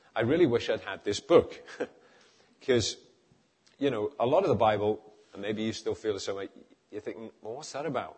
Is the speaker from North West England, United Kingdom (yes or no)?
yes; Liverpool, North West England, United Kingdom; moved away; also born or lived in East London; I come from Liverpool